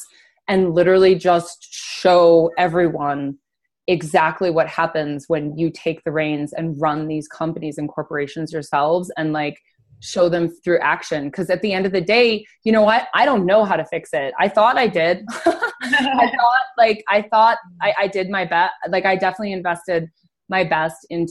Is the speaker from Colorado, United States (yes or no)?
yes; Denver, Colorado, United States; I'm from Denver, Colorado